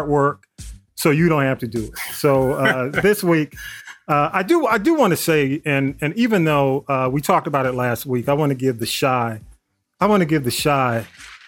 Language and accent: English; Atlanta, Georgia, United States; I grew up like around Butler Street, you know, the old Fourth Ward, all in that area